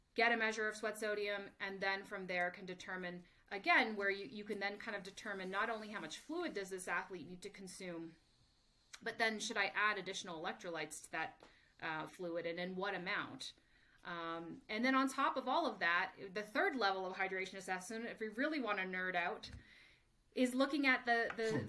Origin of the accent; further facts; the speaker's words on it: Canada; moved away as an adult; also born or lived in United States; I'm originally from Canada, so spent five years working in the Canadian Olympic system